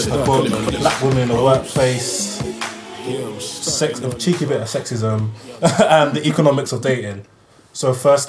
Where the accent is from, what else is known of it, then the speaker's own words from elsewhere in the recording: Nigeria; But obviously, us being both Nigerian and black